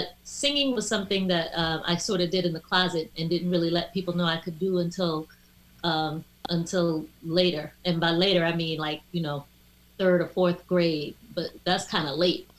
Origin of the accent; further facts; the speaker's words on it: Washington, District of Columbia, United States; moved away as an adult; also born or lived in New York City; my family, my mom moved down to DC fairly early, you know, so I was raised in DC, in and around DC